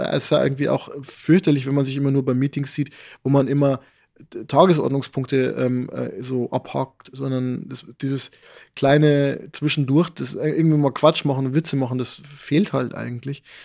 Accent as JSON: {"language": "German", "area": "a place about five kilometres from Loh", "region": "Bavaria", "country": "Germany", "tie": "born or raised there", "said": "Loh ist so, ich würde sagen, fünf Kilometer von dem Ort entfernt, wo ich aufgewachsen bin"}